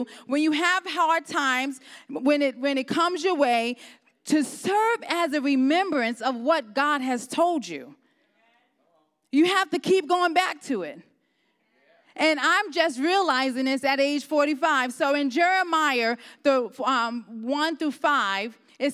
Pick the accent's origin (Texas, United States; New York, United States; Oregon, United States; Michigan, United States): New York, United States; New York City; moved away as an adult; now in Ohio, United States; I'm originally from New York. I lived there for probably 25 years. I was born and raised there.